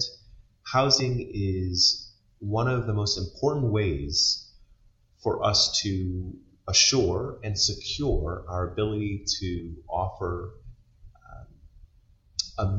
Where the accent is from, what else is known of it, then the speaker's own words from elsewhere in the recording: Baltimore, Maryland, United States; moved away as an adult; now in Wisconsin, United States; I was born and raised in Baltimore, Maryland